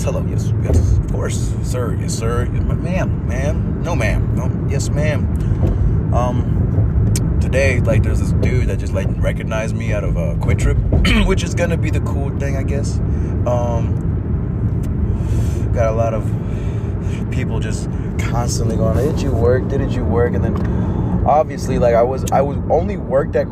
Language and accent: English; Midwest, United States; accent: Minnesotian; I'm from the Midwest